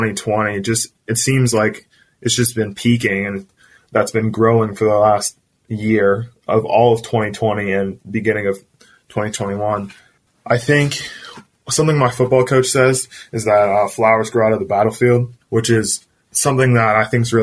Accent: United States; we're all American. We're all sharing this country.

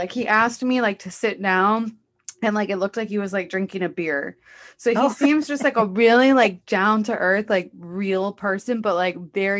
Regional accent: Los Angeles, California, United States; I'm from Los Angeles

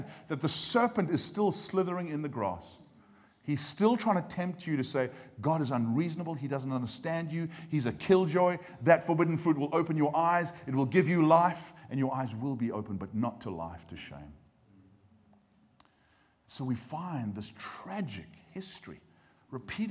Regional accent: United States; now in Cheltenham, United Kingdom; I come from America, and so every now and again you get like just a little, even like a little Presbyterian amen at a good point.

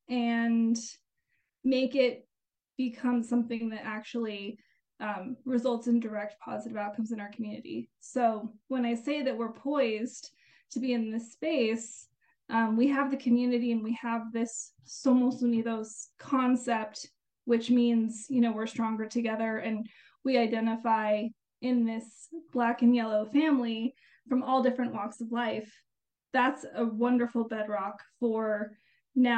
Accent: Albuquerque, New Mexico, United States; I was born and raised in the Albuquerque area, so I'm a lifelong New Mexican

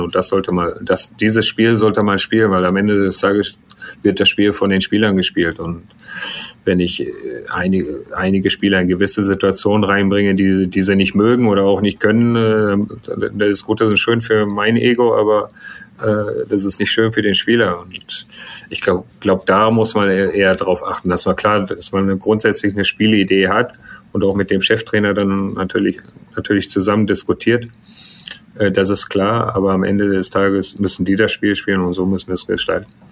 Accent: Germany; Ich bin ja hier aufgewachsen in Deutschland. Vater ist Iraner, Mutter ist Deutsch.

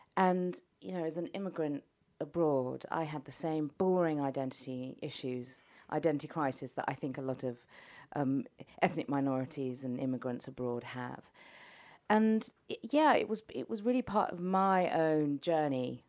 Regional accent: London, United Kingdom; moved away; also born or lived in Tehran, Iran; I'm not Iranian, I'm not English, but I'm a Londoner

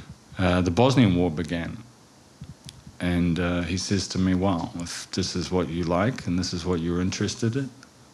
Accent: New Zealand; moved away as an adult; also born or lived in Wellington, New Zealand / London; now in Dubrovnik, Croatia; I was born in Wellington, New Zealand. And I spent the first half of my childhood in suburbia and then moved to the countryside in New Zealand, sheep and cattle farming, where I spent the last half of my childhood through high school

